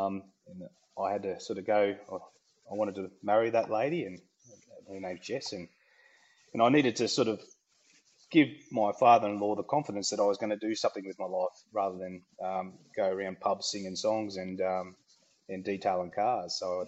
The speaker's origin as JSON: {"language": "English", "region": "Queensland", "country": "Australia", "tie": "born or raised there", "also_born_or_lived": "Tamworth", "said": "I was born in Tamworth, country music capital of Australia. Obviously, don't remember much of that. I left there about 8 years old and moved into Queensland."}